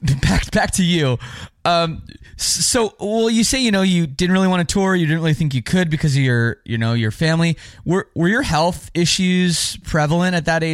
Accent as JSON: {"language": "English", "town": "Oakville", "region": "Ontario", "country": "Canada", "tie": "born or raised there", "said": "my hometown of Oakville, Ontario."}